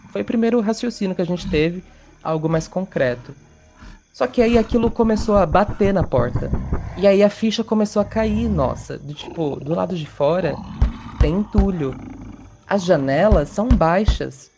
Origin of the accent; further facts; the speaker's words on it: interior of São Paulo, Brazil; tenho 27 anos e sou do interior de São Paulo